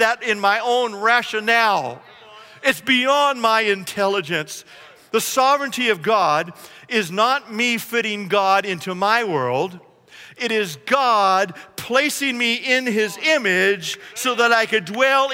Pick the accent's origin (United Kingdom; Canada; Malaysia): Canada; now in United States; I was a Canadian and now I am an American.